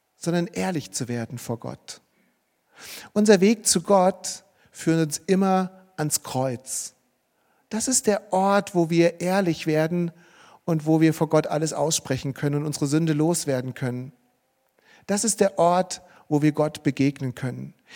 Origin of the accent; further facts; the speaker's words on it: Marburg, Hesse, Germany; bei uns in Marburg, wo ich aufgewachsen bin